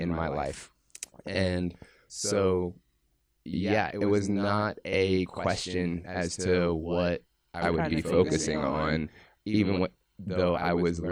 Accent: Philadelphia, Pennsylvania, United States; as a kid growing up in Philadelphia

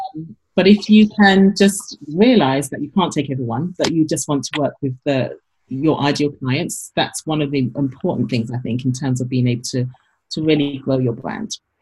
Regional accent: London, United Kingdom; moved away as an adult; also born or lived in Paris / New York; now in Madison, United States; I came from London originally, like I didn't grow up with these brands

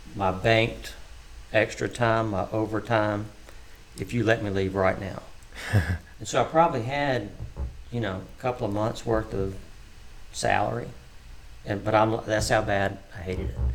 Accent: Tuscaloosa, Alabama, United States; moved away as an adult; now in Oklahoma, United States; I was born in Tuscaloosa, Alabama. Um, born and raised there.

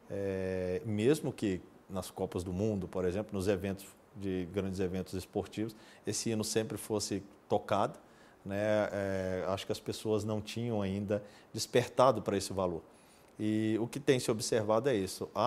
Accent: Brazil; Talvez um grande sonho como brasileiro é que toda a pátria, os mais de 200 milhões de brasileiros, realmente saiam às ruas todos os anos

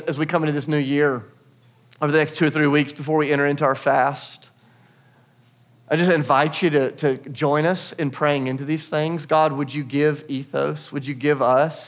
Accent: United States; also born or lived in Portugal / Kenya; now in Nashville, United States; we are still American citizens. We think like Americans. We talk like Americans

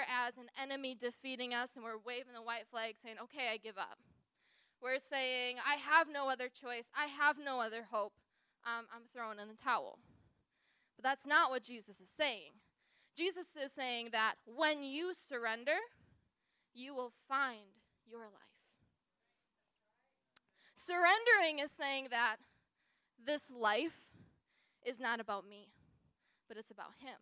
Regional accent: Wisconsin, United States; moved away as an adult; I grew up in Wisconsin. I never moved more than 20 minutes from my home, even for college

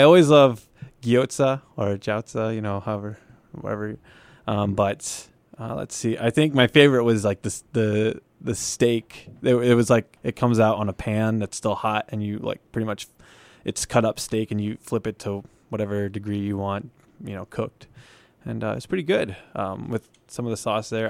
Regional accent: Forston, Midwest, United States; moved away; my hometown, which is surrounded by corn, corn fields, uh, called Forston.

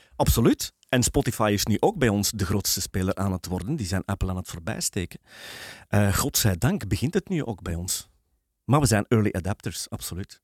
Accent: Belgium; als Belgen

